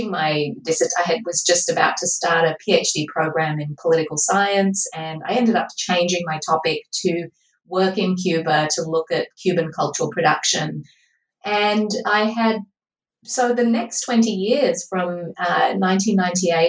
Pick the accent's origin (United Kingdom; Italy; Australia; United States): Australia; I grew up in Australia and I live here currently.